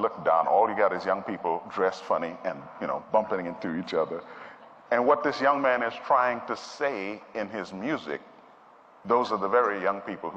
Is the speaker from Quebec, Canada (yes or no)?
yes; Montreal, Quebec, Canada; also born or lived in Trinidad; now in United States; I was born in Trinidad in the Caribbean, and at the age of 10, my family moved to Montreal, Canada, where I grew up